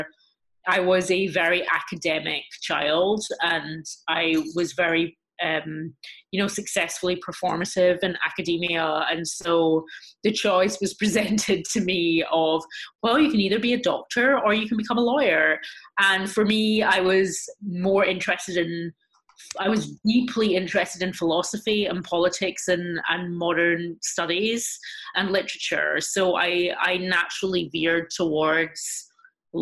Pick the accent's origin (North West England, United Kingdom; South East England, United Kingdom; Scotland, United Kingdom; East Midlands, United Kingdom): Scotland, United Kingdom; Glasgow; moved away as an adult; now in United States; I grew up in Glasgow in Scotland in a very small, close-knit Jewish community.